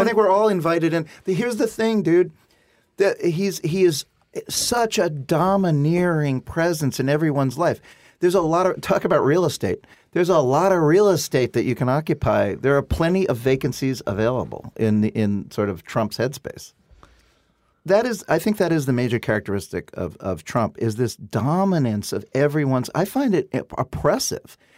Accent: New York City, New York, United States; I come from Brooklyn.

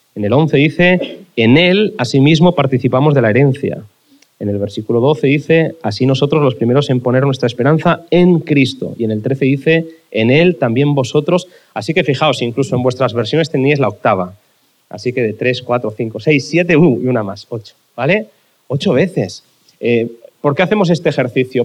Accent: Barcelona, Catalonia, Spain; cuando era pequeño en Barcelona, la razón por la que yo iba a la iglesia

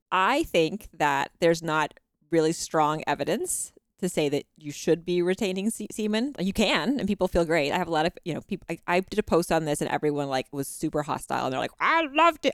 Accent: Texas, United States; now in Utah, United States; I grew up in the South, in Texas

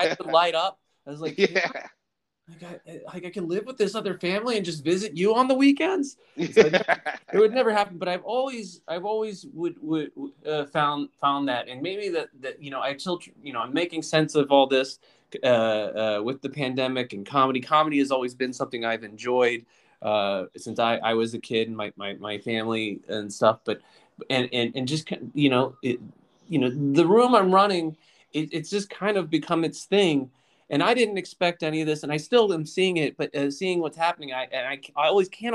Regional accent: Lynchburg, Virginia, United States; now in Washington, United States; I grew up in Virginia.

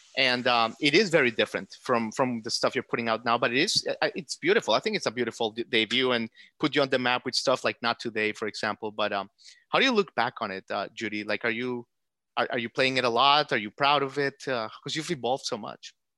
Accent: United States; as an American

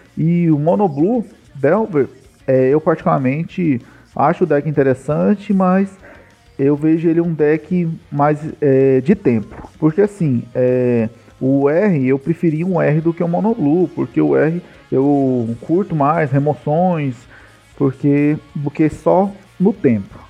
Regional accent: Goiânia, Goiás, Brazil; Eu sou de Goiânia aqui, famoso comedor de piquis

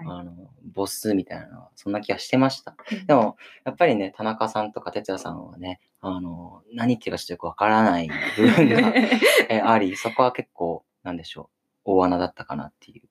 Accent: Okinawa, Japan; now in Tokyo, Japan; 僕も沖縄出身で、たまに沖縄に帰る

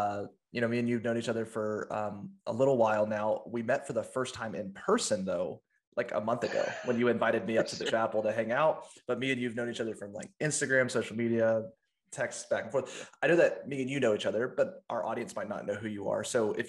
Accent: Tampa, Florida, United States; when we both ended up right here in Tampa, my hometown

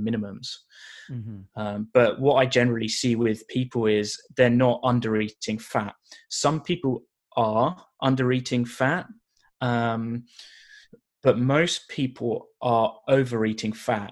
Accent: United Kingdom; now in Canada; being a British guy living in Canada

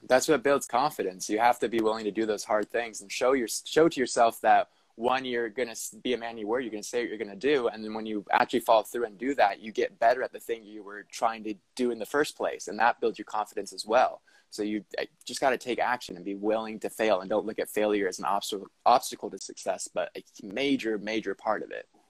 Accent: Southern California, United States; moved away as an adult; also born or lived in Los Angeles; now in Portland, United States; I was born in Southern California and then lived in Los Angeles for several years

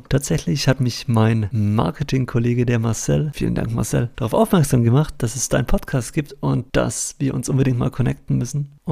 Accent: Baden-Württemberg, Germany; Ich komme ursprünglich aus Baden-Württemberg. Vielleicht hört man es an der einen oder anderen Stelle. Versuche aber natürlich Hochdeutsch zu sprechen, dass mich alle verstehen.

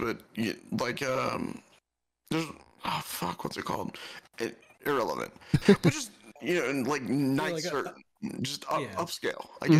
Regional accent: Southern California, United States; moved away; as a kid growing up in Southern California, I spent a lot of time in Mexico.

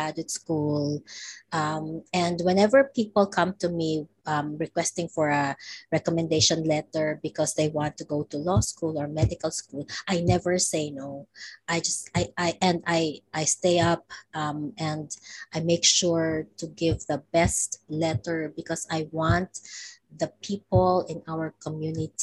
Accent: Baguio, Cordillera Administrative Region, Philippines; moved away as an adult; also born or lived in Osaka, Japan; now in Hawaii, United States; I came from Baguio City

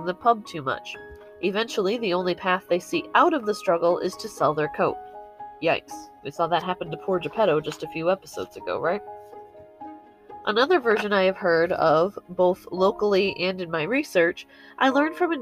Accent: United States; As an American, this is much closer to the version I grew up

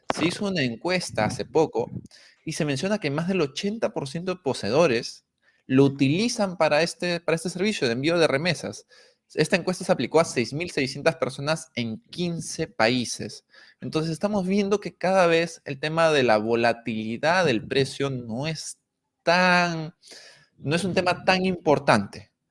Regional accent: Peru; nosotros siendo peruanos

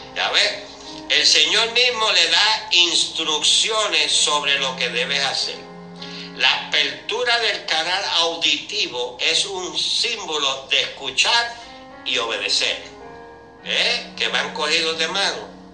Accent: Puerto Rico; los puertorriqueños

